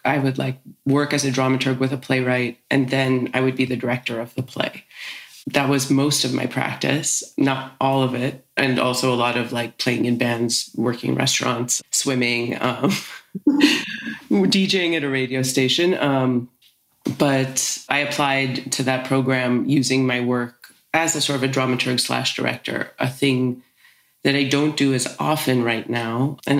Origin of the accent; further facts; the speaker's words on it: Toronto, Ontario, Canada; born there; also born or lived in United States; now in Vancouver, Canada; I was born in Toronto. My parents are from Winnipeg, but they moved us around a lot as kids. So yeah, I lived in the States a lot growing up.